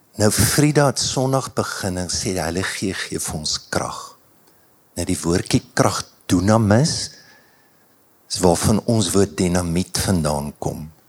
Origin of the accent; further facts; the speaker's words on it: Standerton, Mpumalanga, South Africa; ek het in Standerton groot geword